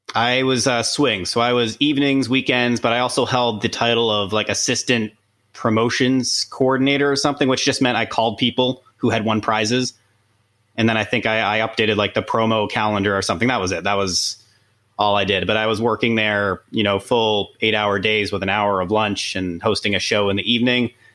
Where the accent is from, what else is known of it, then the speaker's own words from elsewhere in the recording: Pickering, Ontario, Canada; I, grew up next to the power plant